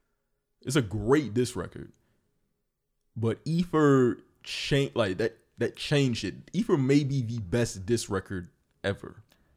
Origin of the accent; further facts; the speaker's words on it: New York, United States; I'm from New York.